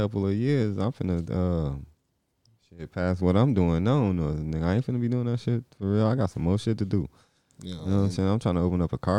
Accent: Inglewood, California, United States; Hey, we're straight from Inglewood.

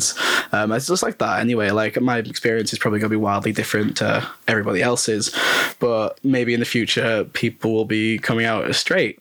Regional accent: North West England, United Kingdom; moved away as an adult; now in Leeds, United Kingdom; I'm from the northwest of England

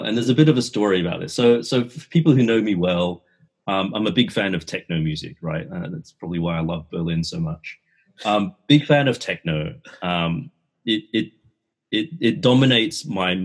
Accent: Australia; I grew up in Australia

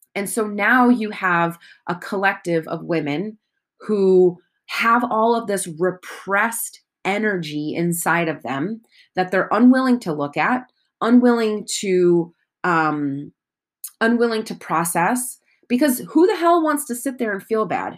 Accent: United States; I am American

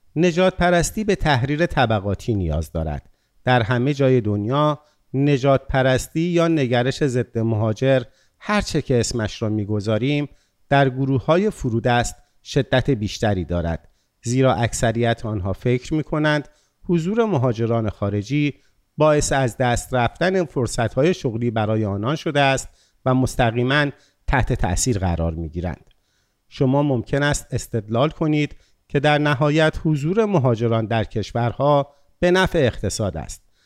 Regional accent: Iran; ما ایرانی ها

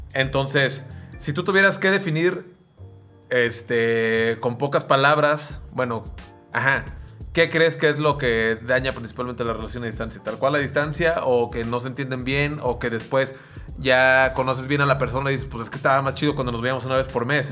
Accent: Sayula, Jalisco, Mexico; moved away; yo vivía en Sayula

